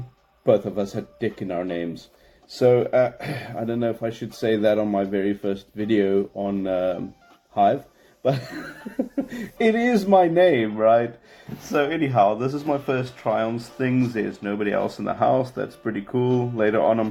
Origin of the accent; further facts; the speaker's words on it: Cape Town, Western Cape, South Africa; I'm South African. I don't speak with a heavy Afrikaans accent, although I can sound a little bit Afrikaans if I try to. That's kind of like how they sound. I'm from Cape Town